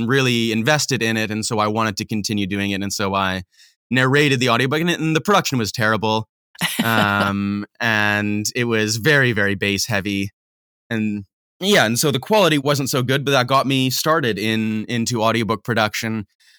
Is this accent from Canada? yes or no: yes; Manitoba, Canada; also born or lived in Saskatchewan / Alberta / British Columbia; No, so I grew up in Manitoba, Canada.